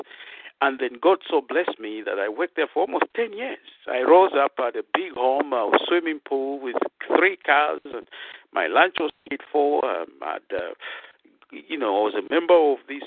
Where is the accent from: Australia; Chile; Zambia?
Zambia; also born or lived in Nigeria; now in Dallas, United States; I'm originally from Zambia, Africa